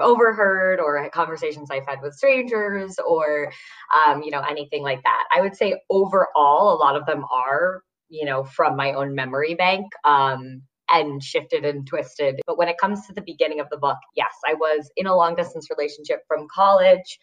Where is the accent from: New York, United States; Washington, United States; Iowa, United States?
New York, United States; Westchester; I grew up um, in a suburb outside the city in Westchester